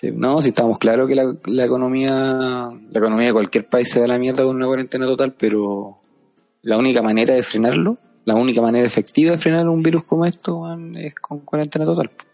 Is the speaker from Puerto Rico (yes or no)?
no; Chile; somos los chilenos